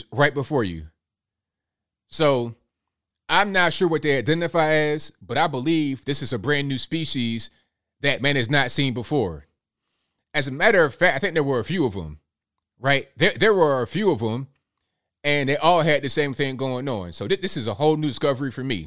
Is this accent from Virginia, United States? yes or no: yes; Virginia, United States; We're both from Virginia.